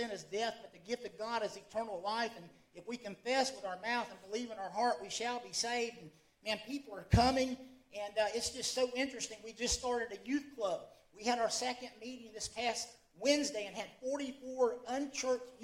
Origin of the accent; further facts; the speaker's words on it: Callahan, Florida, United States; moved away as an adult; now in Ecuador; I'm from Callahan